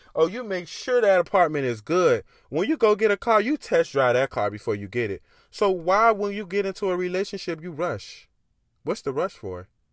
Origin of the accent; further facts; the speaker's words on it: Miami, Florida, United States; I grew up in Miami. I grew up in the hood.